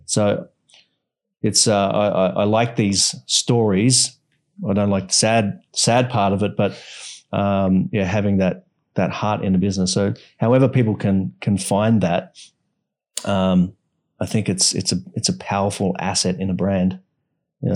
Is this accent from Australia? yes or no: yes; Australia; now in Bali, Indonesia; I'm from Australia and, you know, I'm, I'm grateful for having been brought up in Australia